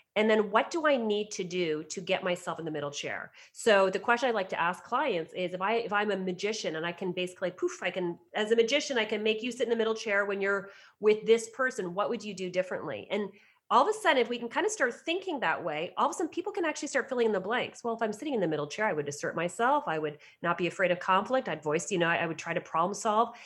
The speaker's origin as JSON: {"language": "English", "area": "outside of Toronto", "region": "Ontario", "country": "Canada", "tie": "born or raised there", "said": "I was asked by a local doctor in my hometown outside of Toronto to start up a counseling practice within his medical center"}